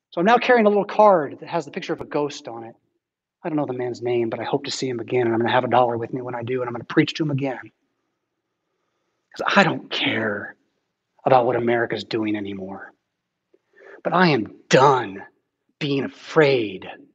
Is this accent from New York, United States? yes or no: no; San Diego, California, United States; now in Rockford, United States; I'm from San Diego